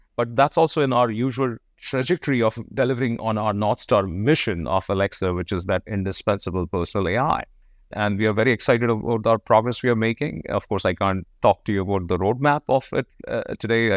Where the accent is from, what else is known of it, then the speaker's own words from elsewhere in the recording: India; moved away; I was born in India.